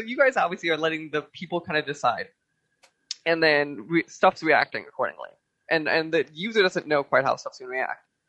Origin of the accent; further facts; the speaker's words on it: Chicago, Illinois, United States; I grew up in Chicago